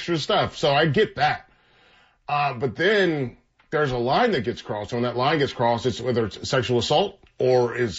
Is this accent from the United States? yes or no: yes; North Carolina, United States; we're all from North Carolina, most of us at least at the school